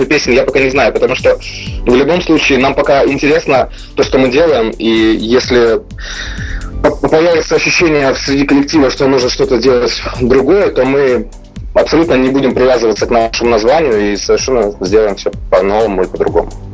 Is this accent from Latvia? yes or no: no; Ukraine; мы группа …, а, мы из Украины